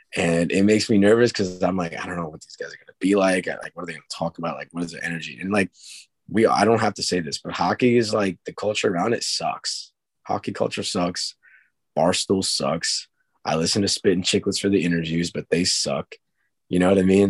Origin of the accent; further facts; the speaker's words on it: Long Island, New York, United States; we're from Long Island